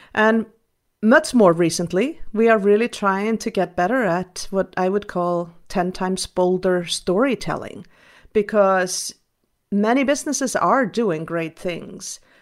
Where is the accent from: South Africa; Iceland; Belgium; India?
Iceland; I was raised in Iceland, a Nordic country